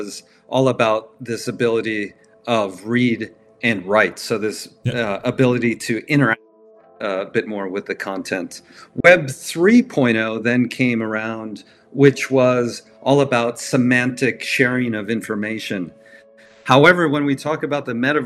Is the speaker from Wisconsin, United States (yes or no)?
yes; Milwaukee, Wisconsin, United States; I grew up in Milwaukee, Wisconsin